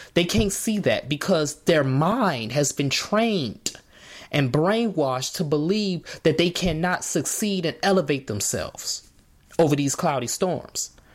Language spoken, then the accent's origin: English; Markham, Illinois, United States; in Chicago where I grew up in Markham.